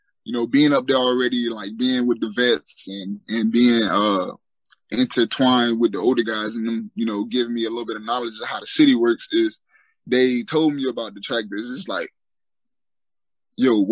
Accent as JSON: {"language": "English", "town": "Fort Lauderdale", "region": "Florida", "country": "United States", "tie": "born or raised there", "also_born_or_lived": "West Palm Beach", "said": "I grew up in Fort Lauderdale"}